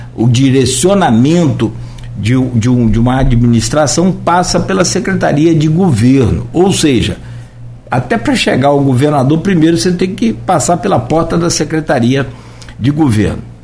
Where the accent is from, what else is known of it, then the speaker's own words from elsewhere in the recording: Italva, Rio de Janeiro, Brazil; é minha terra